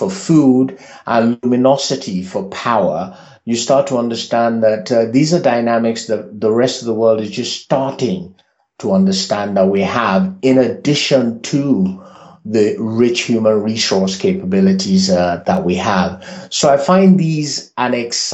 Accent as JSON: {"language": "English", "region": "Lagos", "country": "Nigeria", "tie": "born or raised there", "also_born_or_lived": "Miami", "said": "I was born in Africa, but I was raised in Africa, specifically Lagos, and my heritage is out of Lagos, hence the Nigeria factor"}